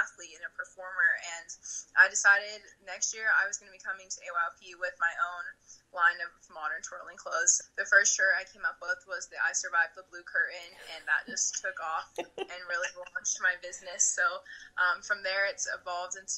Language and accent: English; Southern California, United States; now in Provo, United States; I'm originally from Southern California. I grew up twirling and competing there